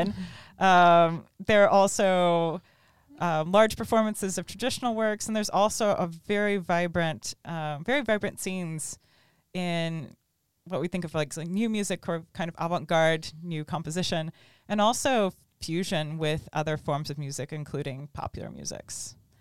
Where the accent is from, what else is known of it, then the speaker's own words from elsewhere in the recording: Tallahassee, Florida, United States; orchestra camp at Florida State University in my hometown.